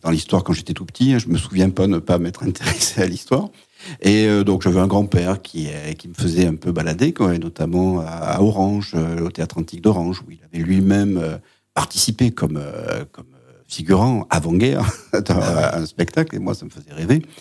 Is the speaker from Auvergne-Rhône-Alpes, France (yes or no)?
yes; Ardèche, Auvergne-Rhône-Alpes, France; also born or lived in Aix-en-Provence / Paris / Montpellier; now in Nîmes, France; moi je suis ardéchois